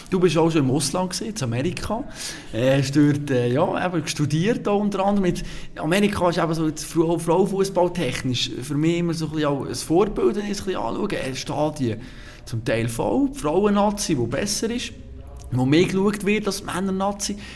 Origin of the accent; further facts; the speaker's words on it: Switzerland; sind wir Schweizer